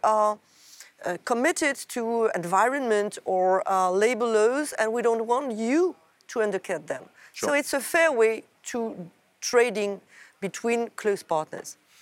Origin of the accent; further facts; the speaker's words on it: France; my home country, France